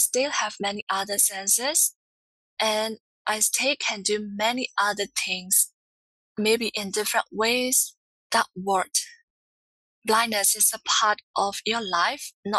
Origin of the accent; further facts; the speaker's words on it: Myanmar; I'm from Myanmar, formerly known as Burma.